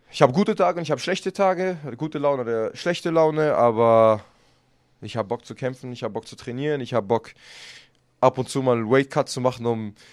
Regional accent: Germany; Deutschland ist ja meine Heimat. Ich kämpfe auch immer gerne hier

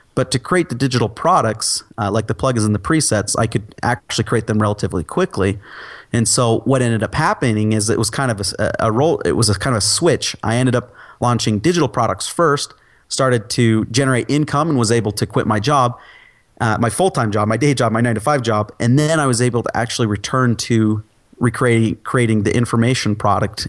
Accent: Utah, United States; I'm from Utah. I live in Utah.

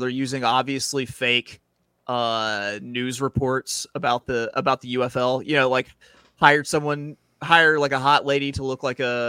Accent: around Memphis, Tennessee, United States; I was raised around Memphis.

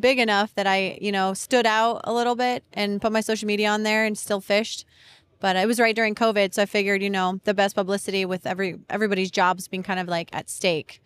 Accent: Colorado, United States; moved away as an adult; now in Florida, United States; I'm actually from Colorado

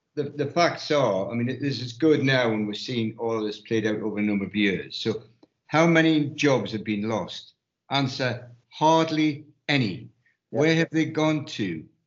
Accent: United Kingdom; we being the British public

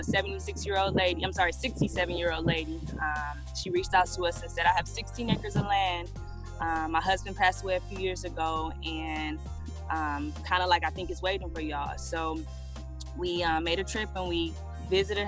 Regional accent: Detroit, Michigan, United States; moved away as an adult; now in Hawaii, United States; We were originally from Detroit, so we're originally from Detroit, born and raised

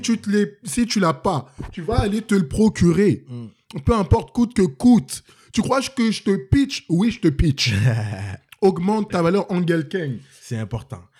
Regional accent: Cameroon; born or raised there; now in Montreal, Canada

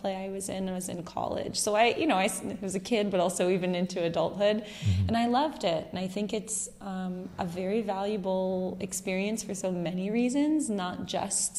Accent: United States; moved away; being American

